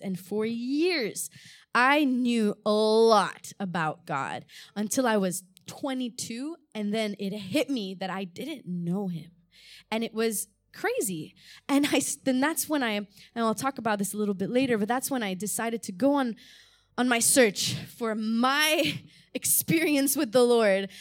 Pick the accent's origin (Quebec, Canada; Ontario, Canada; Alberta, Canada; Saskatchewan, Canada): Quebec, Canada; Montreal; also born or lived in Malta; I was born there. My parents were missionaries there. And when I was about two years old, we moved to Canada